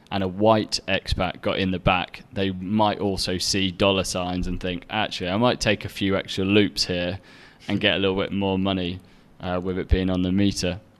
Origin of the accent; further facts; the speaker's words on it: Egypt; Now I came, you know, I came from Egypt, so having certain uh, Western supermarkets and restaurants and things with within easy access was actually like a really big thing